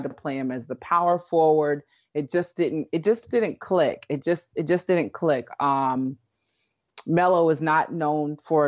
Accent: Lawton, Oklahoma, United States; Well, I am originally from Lawton, Oklahoma. So was raised in Oklahoma

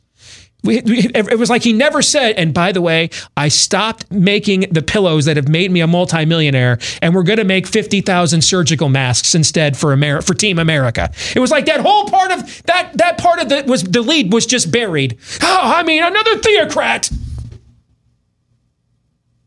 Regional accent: Michigan, United States; I grew up in Michigan

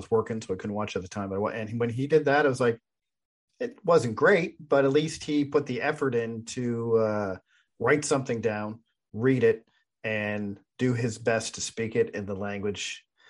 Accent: Quebec, Canada; born there; Because I was born in Quebec. Quebecois player, even though I don't speak French?

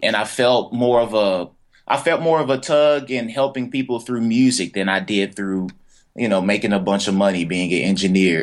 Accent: Fort Worth, Texas, United States; I'm from Fort Worth, Texas, a little uh, on the south side of Fort Worth

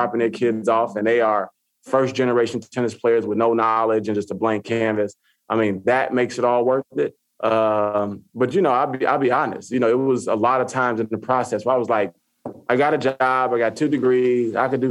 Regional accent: Chicago, Illinois, United States; I mean, I grew up on the South Side of Chicago.

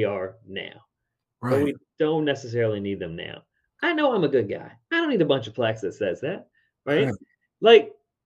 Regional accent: Richmond, Virginia, United States; my hometown, Richmond, Virginia.

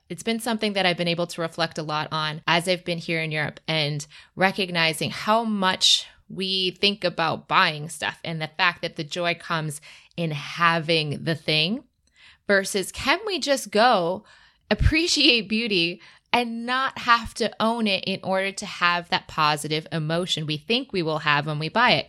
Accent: Michigan, United States; I'm from Michigan and the Midwest

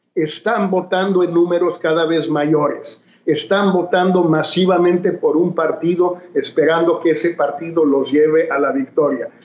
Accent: Mexico; decimos en México

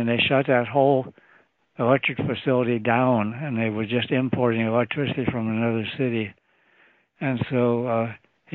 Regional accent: Maximo, Ohio, United States; I was born in Maximo, Ohio. It's a little burg close to Alliance, not too far from Canton, Ohio

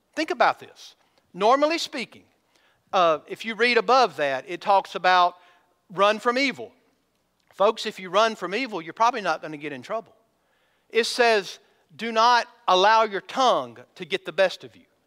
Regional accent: Georgia, United States; now in Missouri, United States; I'm from Georgia

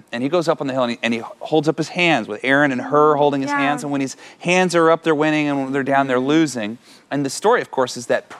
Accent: California, United States; I'm from California.

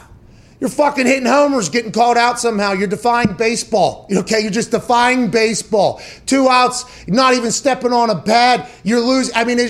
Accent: Pittsburgh, Pennsylvania, United States; I grew up in Pittsburgh, okay?

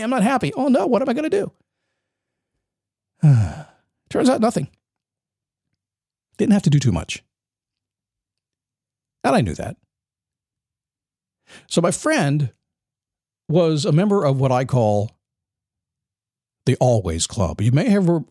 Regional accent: Manassas, Virginia, United States; moved away; I grew up in Manassas, Virginia

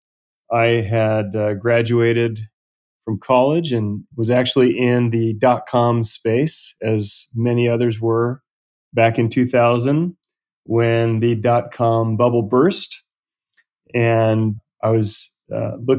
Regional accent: Southern California, United States; Southern California, where I was born and raised

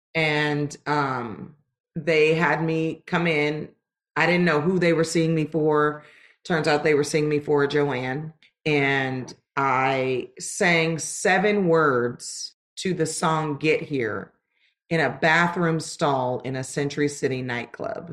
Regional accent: Los Angeles, California, United States; moved away as an adult; also born or lived in Lancaster, California; I'm originally from Los Angeles, California

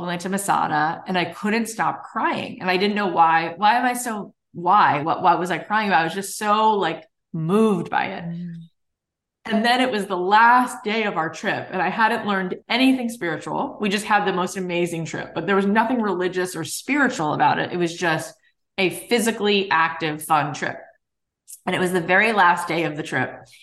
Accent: South Florida, United States; moved away as an adult; now in Los Angeles, United States; I moved to LA 20 years ago. I moved here in 2003 but I grew up in South Florida

